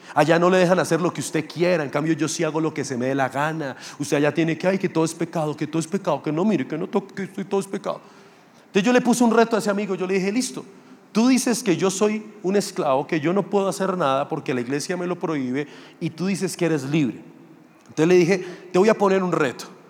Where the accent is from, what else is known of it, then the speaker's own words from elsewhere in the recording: Funza, Cundinamarca, Colombia; also born or lived in Mosquera; Yo soy realmente de Funza, que es un municipio ahí pegado a Mosquera. Yo me crié allá, estudié allá, tuve mis amigos allá.